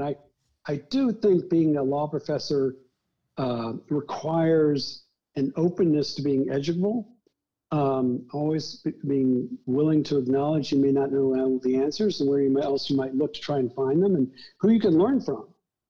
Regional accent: Deep South, United States; She was a Midwesterner and I was growing up in the Deep South, and I grew up with her values

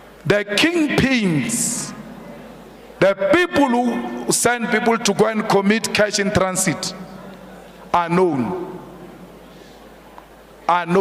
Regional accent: Polokwane, Limpopo, South Africa; We grew up drinking water in Polokwane

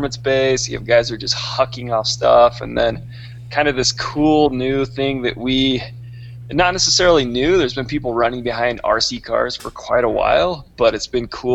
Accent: St. George, Utah, United States; I was born and raised in St. George, Utah

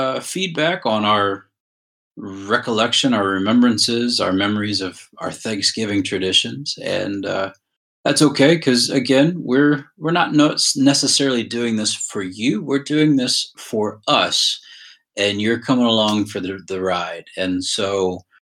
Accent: Shelby, Ohio, United States; also born or lived in Brunswick, Georgia; We moved back up to Shelby, Ohio

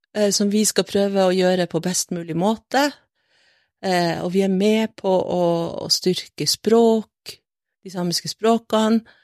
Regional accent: Brønnøysund, Nordland, Norway; moved away as an adult; also born or lived in Finnskogen, Solør; now in Kautokeino, Norway; så jeg bodde der i Solør, mm -hmm. lengst inne på Finnskogen, imot grensa, de første åtte årene. Ja. Og så eh, flytta familien min til Sør-Helgeland, til Brønnøysund

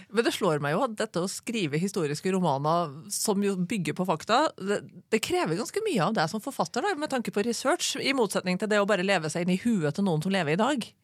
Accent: Trondheim, Trøndelag, Norway; jeg er født og oppvokst i Trondheim.

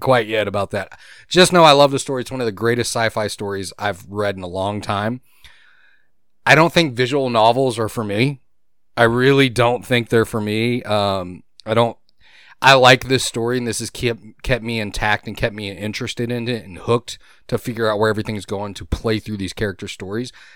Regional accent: Gulf Coast, United States; I grew up in humidity. You did too. Me and you both. We grew up on the Gulf

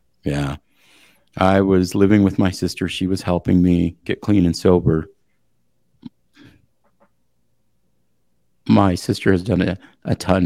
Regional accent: Eastern Montana, United States; I come from Eastern Montana. We're hospitable people.

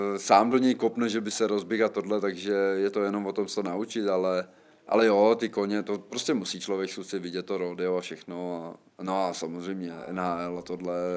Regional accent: Czechia; moved away as an adult; also born or lived in Poland

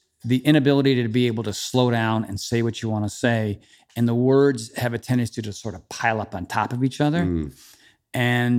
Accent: Trumbull, Connecticut, United States; also born or lived in Westerly, Rhode Island; that's really where I say I'm from. I say I'm from Trumbull. But I was born in Westerly, Rhode Island, so I have kind of two hometowns.

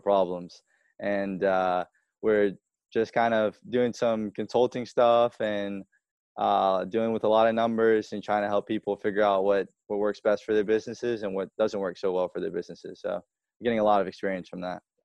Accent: Spartanburg, South Carolina, United States; also born or lived in California; I was born in California, and my family, we all packed up in two cars and drove from California to Spartanburg when I was three months old

